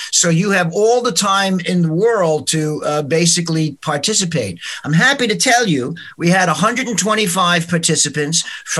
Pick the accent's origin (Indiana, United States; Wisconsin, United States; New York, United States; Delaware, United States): New York, United States; moved away; I'm a native of New York, of Brooklyn, so I know the city fairly well.